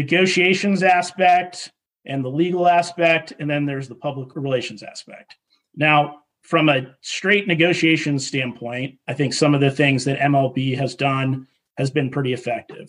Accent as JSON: {"language": "English", "town": "Boston", "region": "Massachusetts", "country": "United States", "tie": "born or raised there", "said": "I grew up in Boston"}